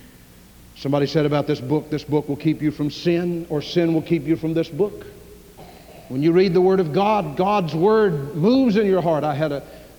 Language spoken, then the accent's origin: English; Louisville, Kentucky, United States; I grew up in Louisville